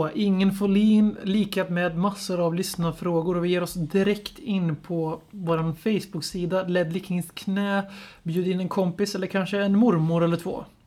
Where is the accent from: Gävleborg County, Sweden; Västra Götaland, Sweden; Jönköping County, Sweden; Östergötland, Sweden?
Västra Götaland, Sweden; Lidköping; jag är uppväxt i Lidköping och har mina rötter i Stockholm.